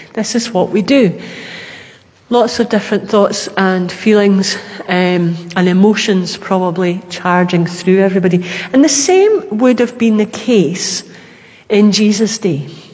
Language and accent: English; Glasgow, Scotland, United Kingdom; being a Glaswegian, that was where we went